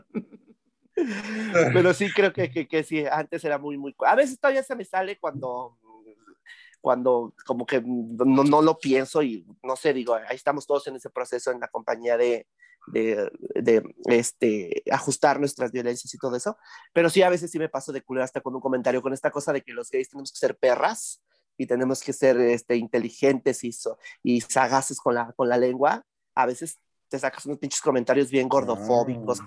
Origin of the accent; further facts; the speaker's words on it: Tlaxcala, Mexico; Yo soy de Tlaxcala